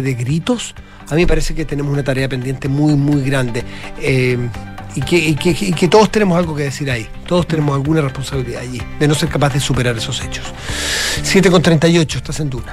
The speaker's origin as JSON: {"language": "Spanish", "country": "Chile"}